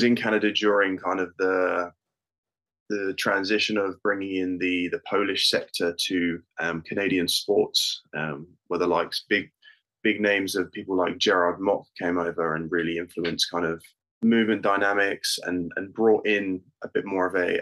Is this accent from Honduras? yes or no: no; United Kingdom; I am British born and bred.